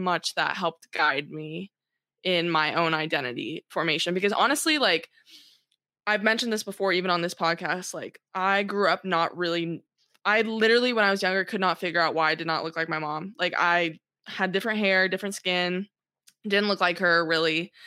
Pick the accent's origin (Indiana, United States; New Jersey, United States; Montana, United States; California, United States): California, United States; South Orange County; born or raised there